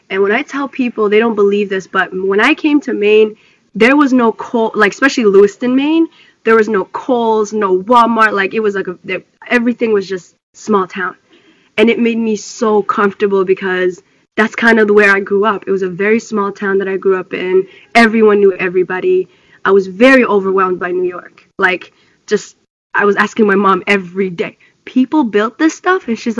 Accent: Ethiopia; born there; So I was born in Ethiopia.

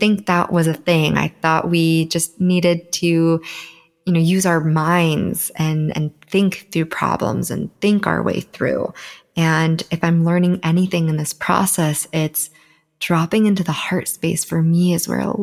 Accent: Southern California, United States; born and raised in Southern California, and I do currently live here

